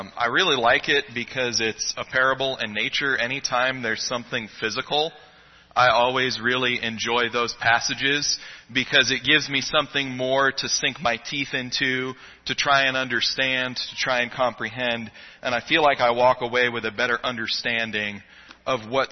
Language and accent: English; Florida Keys, United States; now in Mesa, United States; I grew up in the Keys. My parents were commercial fishermen